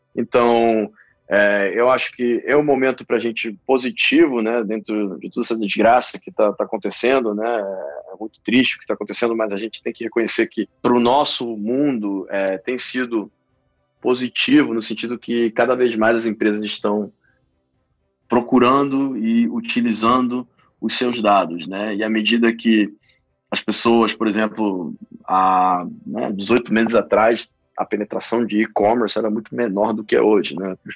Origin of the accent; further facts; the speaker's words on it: Rio de Janeiro, Brazil; moved away; also born or lived in Peru; Eu sou peruano originalmente, eu acabei de me mudar de volta para o Brasil, eu cresci no Rio